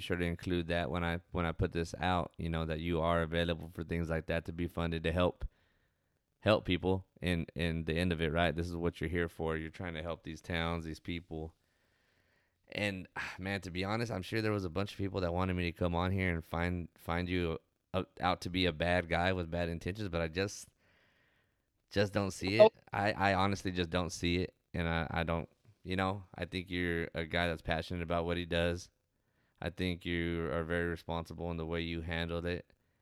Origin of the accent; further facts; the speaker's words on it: Ozona, Texas, United States; I'm growing up in Ozona where they call it Crooked County, not Crockett County